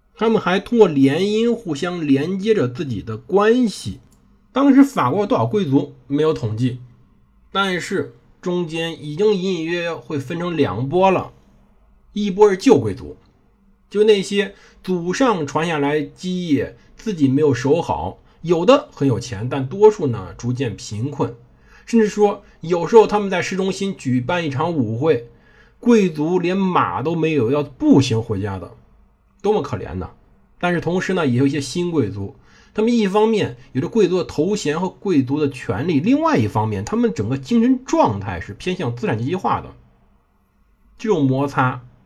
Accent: China; 欧洲人呢，确实在有点上比我们中国人发展的态过于先进了

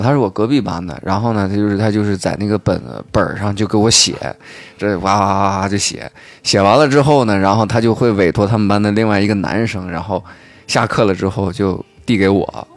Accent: China; moved away; 我老家不是沙庄的嘛

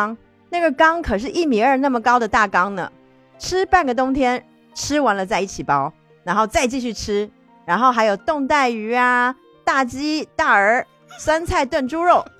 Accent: Harbin, Heilongjiang, China; 估计很多朋友看到饺子馅就猜到我是哪儿的啦。对我就是来自于东北 黑龙江哈尔滨下边的一个屯子的。

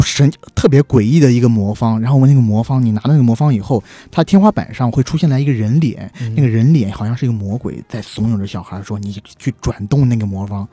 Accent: China; 首先当然首当其冲的就是我们是中国人

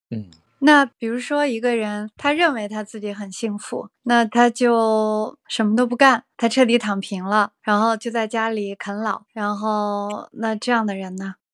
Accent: China; 好像我们中国人大部分人在三十来岁就放弃自己了

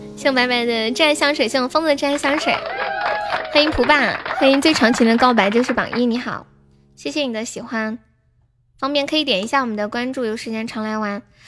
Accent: Sichuan, China; 我是四川人

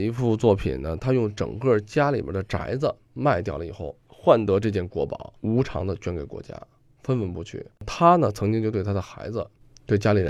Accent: China; 中国人，我想啊，咱们现在坐在这儿聊天啊，收藏啊，文化呀是什么？实际是凝聚我们中国人的一种精神。

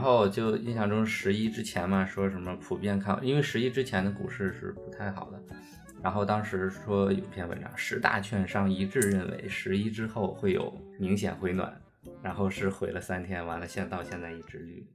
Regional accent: Zhangjiakou, Hebei, China; now in Shanghai, China; 我老家河北张家口嘛，就是挺北的一个城市

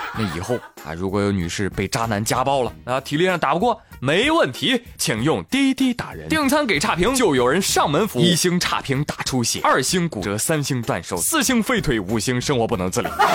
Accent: China; 我们中国人从来不惧怕什么外来物种

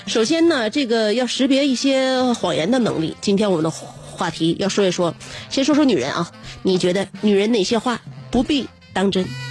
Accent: Northeast China, China; 我们东北人

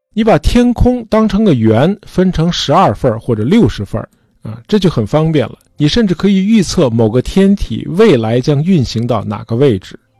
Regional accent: China; 农历新年是我们中国人一年中最隆重的节日啊

